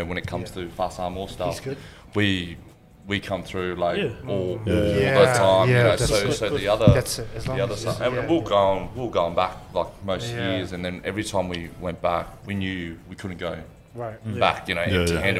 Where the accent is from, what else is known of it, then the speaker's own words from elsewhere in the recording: Australia; accent: Aussie; also born or lived in Auckland, New Zealand; we moved to Australia obviously really, really young